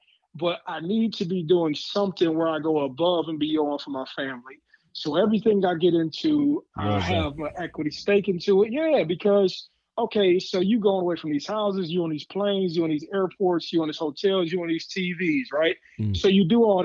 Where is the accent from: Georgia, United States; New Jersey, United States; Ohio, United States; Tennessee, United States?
Ohio, United States; I'm born and raised in Ohio, played in Ohio, I'm gonna stay in Ohio.